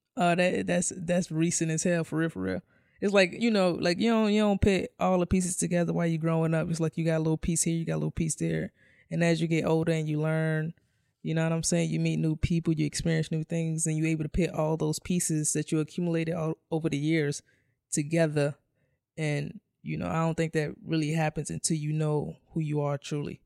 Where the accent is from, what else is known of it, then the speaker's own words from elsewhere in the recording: New York City, New York, United States; I come from, I come from New York City housing